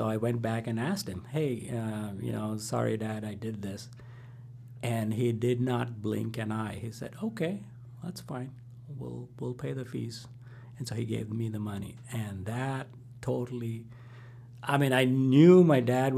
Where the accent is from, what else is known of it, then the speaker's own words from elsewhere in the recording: India; moved away; growing up in India